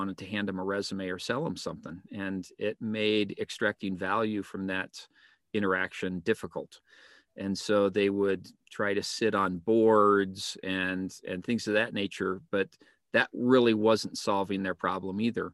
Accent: Colorado, United States; also born or lived in Monterrey, Mexico; I grew up in Colorado

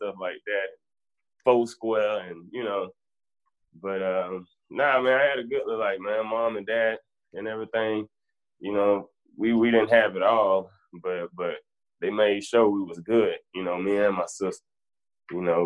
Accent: Bainbridge, Georgia, United States; born and raised in Bainbridge, Georgia, 229

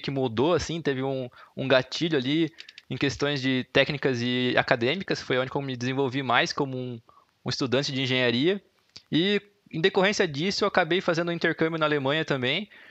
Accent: Brusque, Santa Catarina, Brazil; moved away as an adult; now in Curitiba, Brazil; Eu sou de Brusque

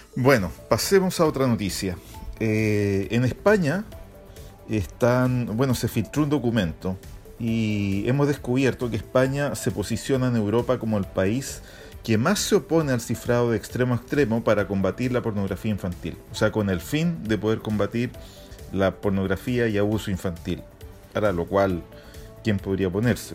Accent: Chile

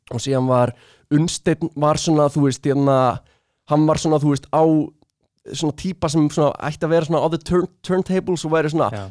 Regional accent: Reykjavík, Capital Region, Iceland; ég var í úlingadældi í austubæðskóla

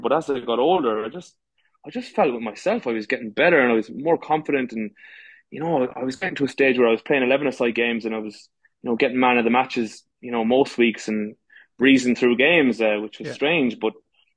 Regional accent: Galway, Connacht, Ireland; moved away as an adult; now in Dubai, United Arab Emirates; I'm from Galway, the west of Ireland.

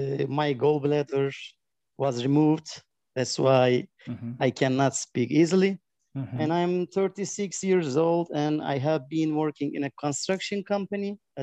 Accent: Adana, Turkey; English is a second language; I am from Adana, which is in the south of Turkey.

